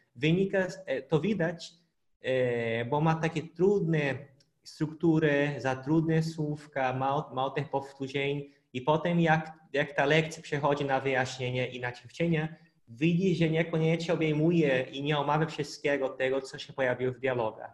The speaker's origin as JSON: {"language": "Polish", "region": "Pará", "country": "Brazil", "second_language": "Polish", "moved": "yes", "said": "w miasteczku na północy Brazylii, skąd pochodzę, w stanie Para mieszkaliśmy"}